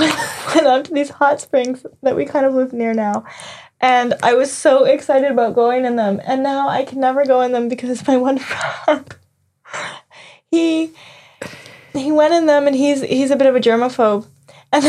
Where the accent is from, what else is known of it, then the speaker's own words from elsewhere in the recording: Canada; moved away; I'm Canadian.